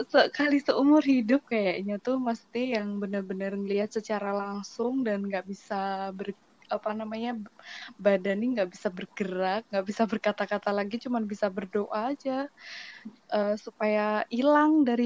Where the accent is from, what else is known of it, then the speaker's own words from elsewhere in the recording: Java, Indonesia; now in Kalimantan, Indonesia; Aku aslinya dari Jawa.